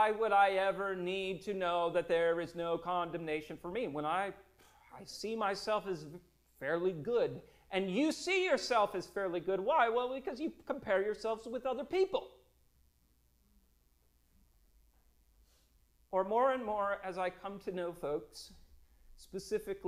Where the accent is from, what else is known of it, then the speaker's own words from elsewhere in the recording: Minnesota, United States; Growing up in Minnesota, we would head up to the Boundary Waters